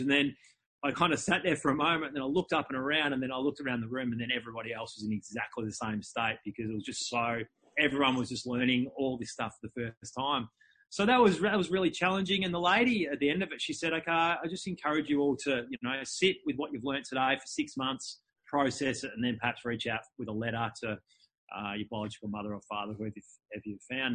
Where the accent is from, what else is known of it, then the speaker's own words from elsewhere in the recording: Melbourne, Victoria, Australia; I was born in, in Melbourne, in Melbourne, Australia.